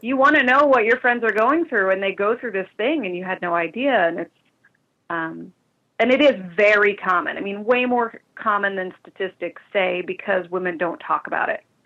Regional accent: Eastern Tennessee, United States; also born or lived in Mississippi / Brazil; now in Chicago, United States; I'm originally um, from Eastern Tennessee.

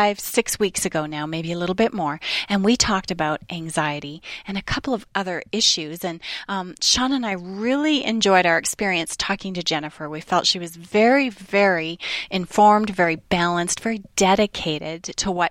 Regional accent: Canada; also born or lived in northern British Columbia, Canada; where I grew up in Canada

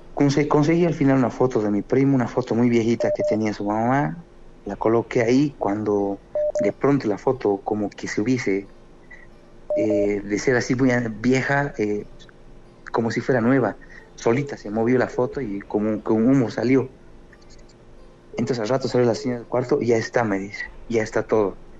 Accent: Bolivia; now in Cochabamba, Bolivia; soy de Bolivia

